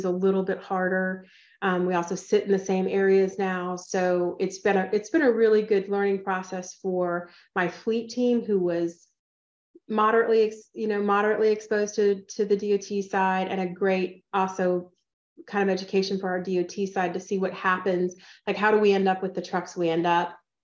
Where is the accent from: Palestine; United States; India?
United States; Atlanta, Georgia; moved away as an adult; also born or lived in California / Ohio; now in Texas, United States; I grew up in Atlanta